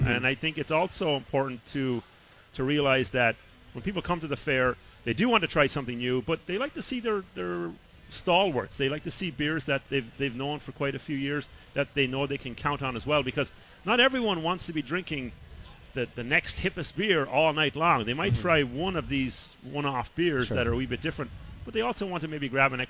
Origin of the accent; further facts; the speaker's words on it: Iowa, United States; I'm actually from Iowa.